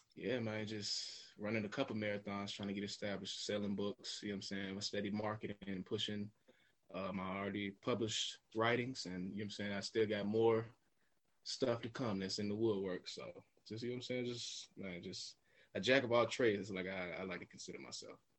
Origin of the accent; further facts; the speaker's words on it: Smyrna, Georgia, United States; also born or lived in Florida / Beijing, China; I'm from Smyrna specifically, so it's just northwest of Atlanta, right outside the city. Um, born and raised here